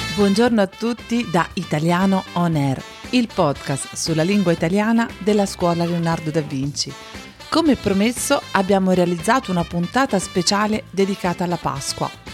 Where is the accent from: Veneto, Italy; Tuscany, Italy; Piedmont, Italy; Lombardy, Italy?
Tuscany, Italy; Florence; io sono una fiorentina doc, nata e cresciuta a Firenze